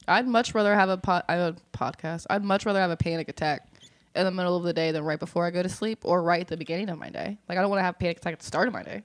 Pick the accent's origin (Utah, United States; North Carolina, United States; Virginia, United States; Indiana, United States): Virginia, United States; Northern; moved away; I'm I'm from Virginia, uh, Northern Virginia, and we have the Shenandoah River up there